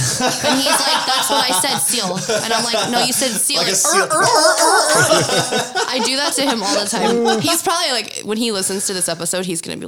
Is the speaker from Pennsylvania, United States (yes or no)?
yes; Philadelphia, Pennsylvania, United States; I was born in Philadelphia